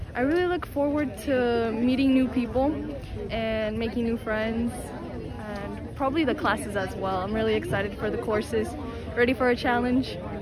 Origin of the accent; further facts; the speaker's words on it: Kansas City, Kansas, United States; I'm from Kansas City, Kansas